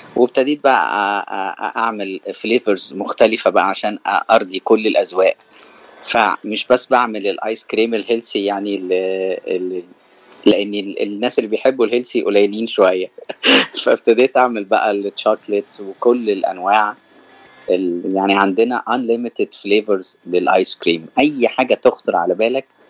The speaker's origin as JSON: {"language": "Arabic", "town": "Cairo", "region": "Cairo Governorate", "country": "Egypt", "moved": "as an adult", "lives_now": "California, United States", "said": "أنا من مصر من القاهرة وأنا جيت أمريكا في آخر أه 2019"}